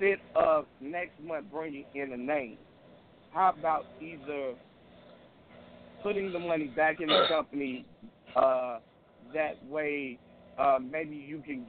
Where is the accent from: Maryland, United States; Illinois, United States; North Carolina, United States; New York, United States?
Illinois, United States; Chicago; I'm from Windy City